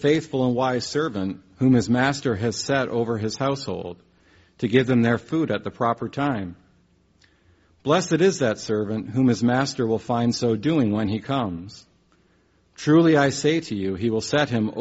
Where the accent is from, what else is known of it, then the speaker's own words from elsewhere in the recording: Canada; moved away; where I'm from, where I grew up in Canada